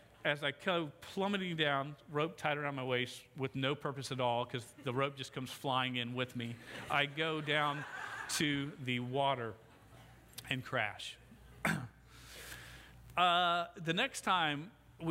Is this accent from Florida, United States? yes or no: yes; Jacksonville, Florida, United States; I grew up in Mandarin, South Jacksonville